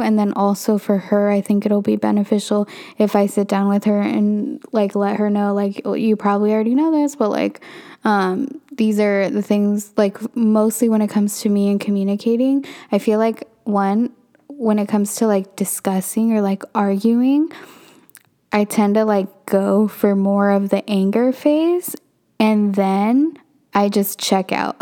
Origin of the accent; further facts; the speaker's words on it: Northern California, United States; also born or lived in Santa Barbara, California; I am from Northern California